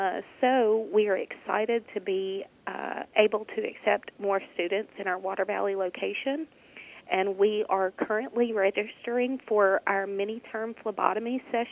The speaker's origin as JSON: {"language": "English", "town": "Senatobia", "region": "Mississippi", "country": "United States", "tie": "born or raised there", "said": "I am originally born and raised in Senatobia, Mississippi. I graduated from high school at Senatobia"}